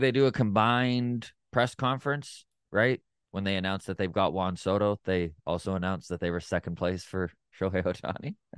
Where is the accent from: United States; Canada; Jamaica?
Canada; as just a Canadian